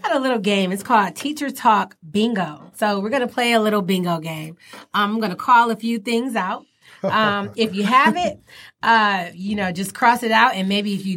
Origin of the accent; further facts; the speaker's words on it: Detroit, Michigan, United States; I'm from East 7 Mile. And I graduated from John J. Pershing High School